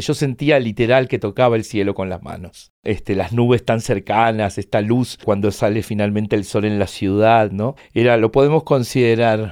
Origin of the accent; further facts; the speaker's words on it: Chile, Argentine Patagonia, Argentina; moved away as an adult; now in Buenos Aires, Argentina; había dejado atrás mi pueblo en Chile, mi pueblo en la Patagonia Argentina, la ciudad universitaria donde había hecho mi carrera y estaba ya instalado en Buenos Aires